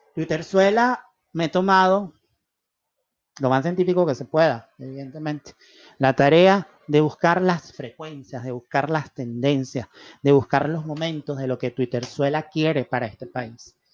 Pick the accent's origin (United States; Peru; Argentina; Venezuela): Venezuela; los que hemos vivido en regímenes como el venezolano